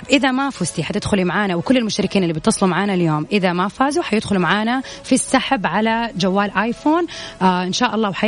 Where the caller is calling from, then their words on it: Jeddah, Makkah Province, Saudi Arabia; من جدة الله يسلمك